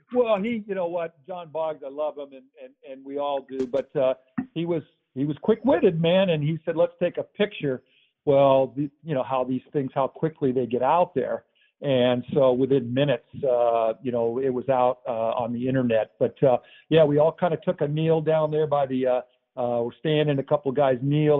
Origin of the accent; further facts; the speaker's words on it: San Diego, California, United States; I'm from Southern California. Just different different places where we grew up.